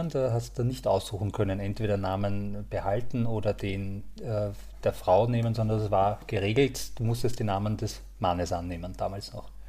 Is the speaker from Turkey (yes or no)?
no; Krems, Lower Austria, Austria; born there; now in Vienna, Austria; Also ja, ich liebe die Wachau vor allem, also ich bin in Krems geboren äh, und ähm, die Wachau ist einfach ein Traum